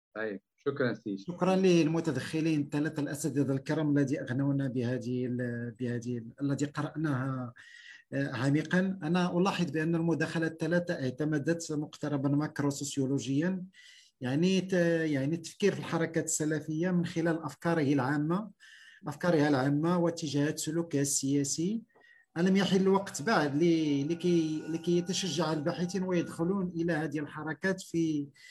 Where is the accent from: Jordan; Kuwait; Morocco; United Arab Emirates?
Morocco; عندنا في المغرب